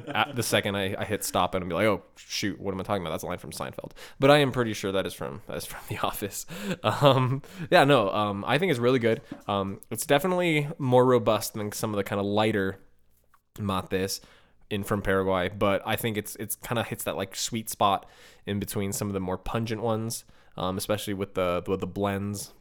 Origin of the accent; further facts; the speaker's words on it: Chicago, Illinois, United States; growing up in Chicago